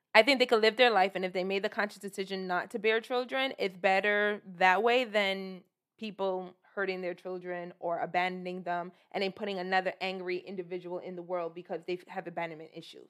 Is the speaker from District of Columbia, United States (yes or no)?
no; New York City, New York, United States; I'm originally from Brooklyn